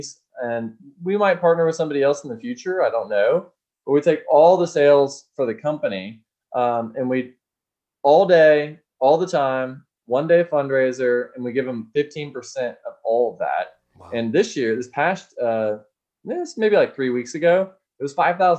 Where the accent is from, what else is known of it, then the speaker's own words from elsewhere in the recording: Austin, Texas, United States; I'm from Austin